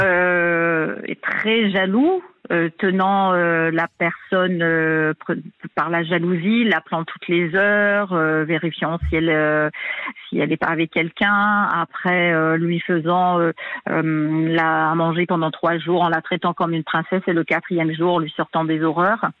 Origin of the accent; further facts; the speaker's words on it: New Caledonia; now in Réunion; Alors moi, je suis pas réunionnaise d'origine. Hein, je suis de cœur depuis 2011, mais moi, je suis calédonienne d'origine d'une autre île